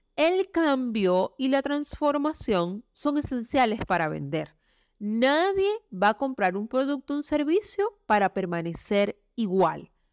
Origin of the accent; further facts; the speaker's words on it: Venezuela; moved away as an adult; now in Chile; Yo soy venezolana viviendo en Chile. Salí de mi país hace más o menos unos cuatro años y medio